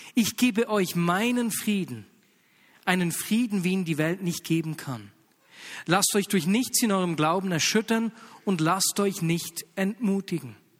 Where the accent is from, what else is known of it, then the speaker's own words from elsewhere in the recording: Bern, Switzerland; accent: Bernese German; bei uns in Berndeutsch